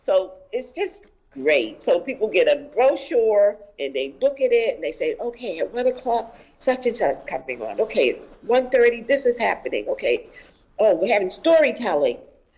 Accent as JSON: {"language": "English", "town": "Boston", "region": "Massachusetts", "country": "United States", "tie": "born or raised there", "said": "Okay, so I'm born and raised in Roxbury"}